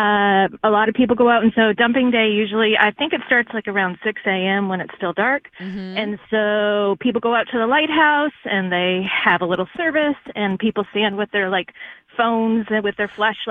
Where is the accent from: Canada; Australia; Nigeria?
Canada; Yarmouth, Nova Scotia; moved away; I am from Yarmouth, Nova Scotia, Canada